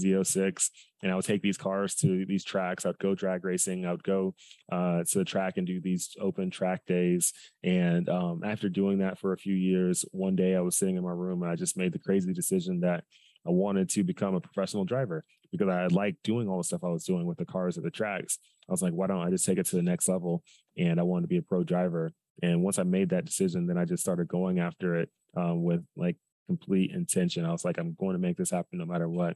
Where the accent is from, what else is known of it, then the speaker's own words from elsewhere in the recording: Dallas, Texas, United States; I'm from Dallas, Texas, originally. I grew up there my whole life